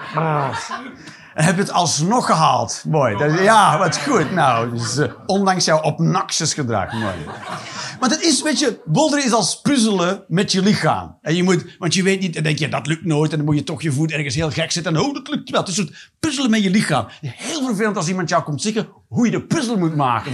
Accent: Flanders, Belgium; ik ben een Vlaming

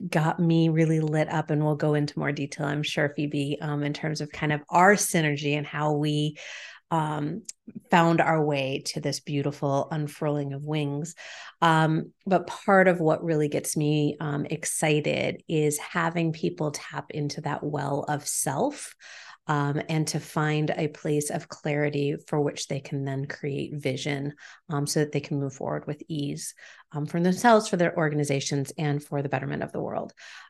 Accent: Massachusetts, United States; also born or lived in Chicago; now in Montreal, Canada; I am here in Montreal, although I am originally from Massachusetts, but most recently originally from Chicago.

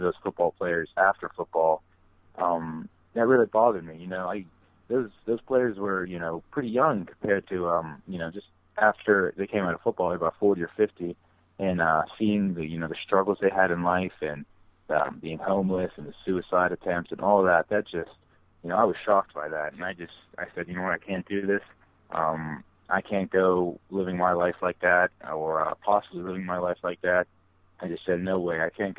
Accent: Mars, Pennsylvania, United States; we're from Mars

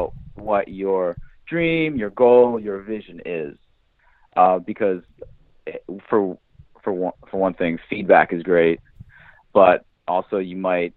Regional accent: New Hampshire, United States; I grew up in New Hampshire.

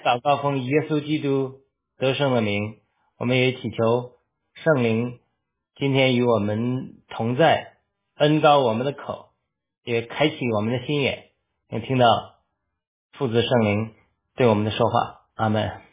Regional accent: China; moved away; 那我们中国人其实就面临一个苦难

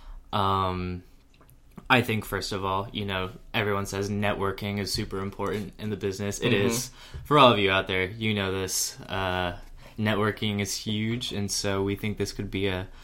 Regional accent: Williamsburg, Virginia, United States; I was originally from Williamsburg, Virginia, where I, you know, grew up, did a lot of community theater

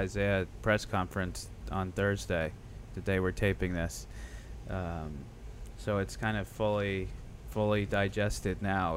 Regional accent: Boston, Massachusetts, United States; I'm from Boston

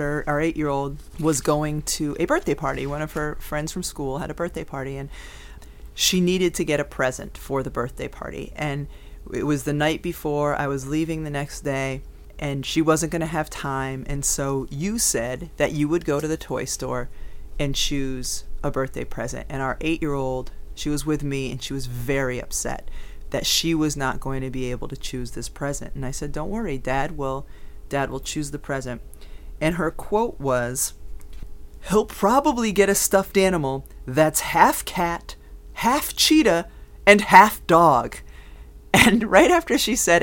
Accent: Connecticut, United States; I'm from Connecticut.

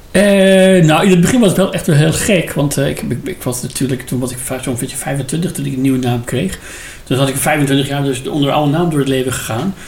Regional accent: Iran; Dutch is a second language; moved away as an adult; now in Netherlands; dat ik uit Iran kom

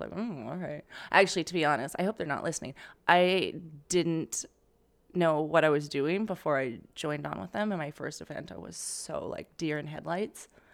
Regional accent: Calgary, Alberta, Canada; moved away as an adult; now in New York, United States; from Canada, Calgary, Alberta

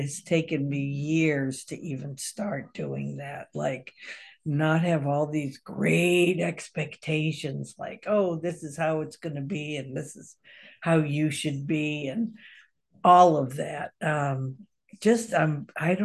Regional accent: Massachusetts, United States; now in Kentucky, United States; I grew up on the East Coast in Massachusetts.

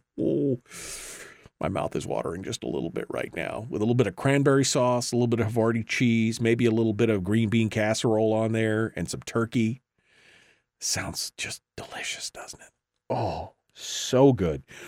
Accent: Alaska, United States; I was born and raised in Alaska

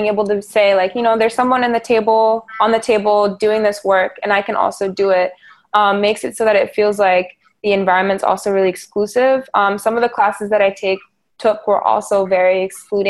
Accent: Dakar, Senegal; moved away; my experiences as a child, also growing up in Dakar

